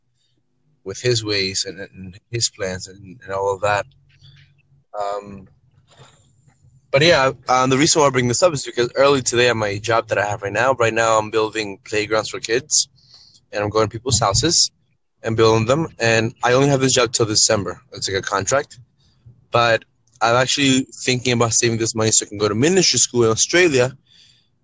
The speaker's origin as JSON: {"language": "English", "country": "Peru", "tie": "born or raised there", "moved": "yes", "lives_now": "New York, United States", "said": "I currently live in New York, but I was born in Peru."}